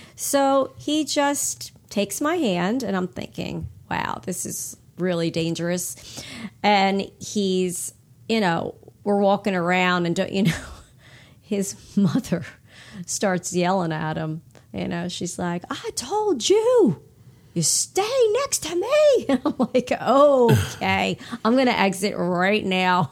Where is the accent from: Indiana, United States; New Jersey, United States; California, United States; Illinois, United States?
New Jersey, United States; Hamilton; also born or lived in Burlington area, New Jersey; when I grew up in Hamilton, uh, in New Jersey, it was just like thirty minutes from where we are now in the Burlington area